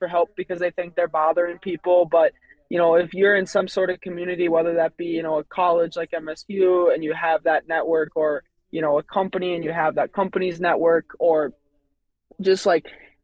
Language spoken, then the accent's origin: English; Waterville, Minnesota, United States; I grew up on Lake Tatonka, which is in Waterville, which is like a, 20-30 minute drive from Mankato east towards Faribault